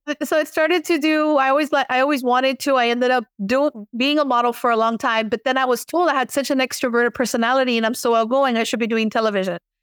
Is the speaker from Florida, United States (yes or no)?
yes; Miami, Florida, United States; accent: Miami Cuban American; I was born and raised in Miami, Florida.